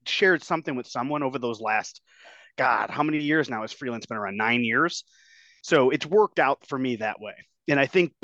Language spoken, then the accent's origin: English; Berwyn, Illinois, United States; also born or lived in Oak Lawn, Illinois; I grew up in Berwyn, but I kind of moved to like Oak Lawn towards like, I guess you could say the tail end of like junior high, and I went to high school out in this area.